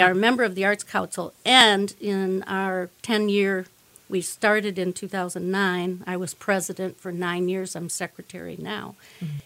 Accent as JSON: {"language": "English", "town": "Richland", "region": "Michigan", "country": "United States", "tie": "born or raised there", "said": "I was born and raised in Richland, okay. our neighbor to the east. I actually live there now also."}